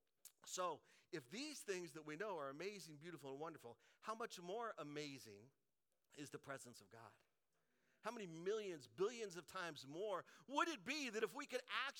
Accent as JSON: {"language": "English", "region": "Colorado", "country": "United States", "tie": "born or raised there", "said": "I grew up in Colorado"}